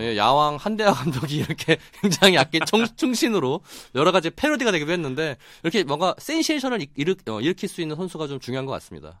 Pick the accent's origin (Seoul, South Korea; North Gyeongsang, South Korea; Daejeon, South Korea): Daejeon, South Korea; 제가 고향이 대전이다 보니까